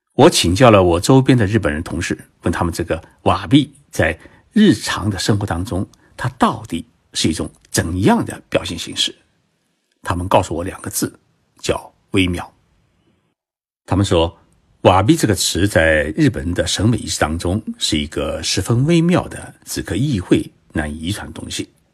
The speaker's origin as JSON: {"language": "Chinese", "country": "China", "said": "我们中国人"}